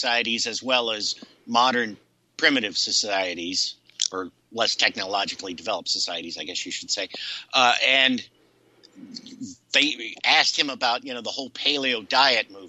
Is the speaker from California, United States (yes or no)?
no; Ohio, United States; I grew up in Ohio